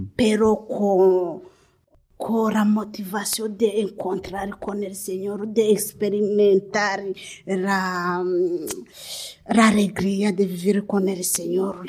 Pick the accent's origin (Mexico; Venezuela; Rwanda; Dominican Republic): Rwanda; born or raised there; Spanish is a second language; moved away as an adult; also born or lived in Democratic Republic of the Congo; now in Spain